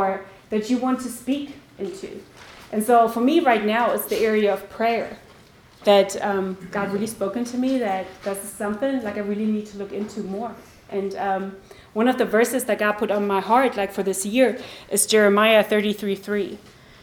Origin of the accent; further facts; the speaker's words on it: Germany; I grew up in Germany